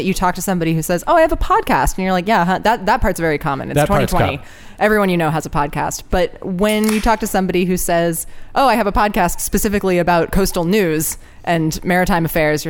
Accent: Ojai, California, United States; also born or lived in Los Angeles; growing up in Southern California, as you know, Ojai is very close to the ocean. It's a 20-minute drive. It's not far at all. I was born in LA to two English parents

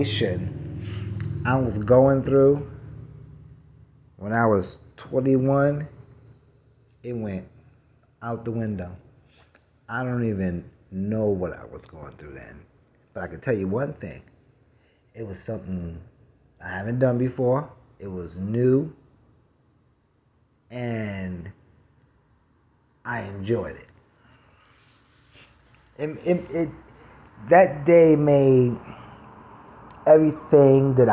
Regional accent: New York City, New York, United States; moved away; I'm from Brooklyn

